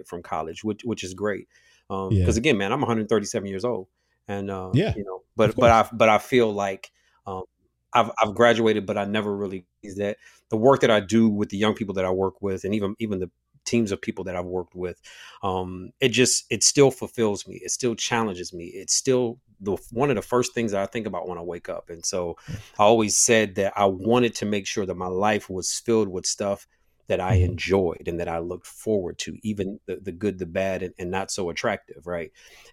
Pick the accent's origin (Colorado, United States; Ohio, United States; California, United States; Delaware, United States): Ohio, United States; Toledo; Born and raised in Toledo, Ohio, which is Northwest Ohio. Shout out to the 419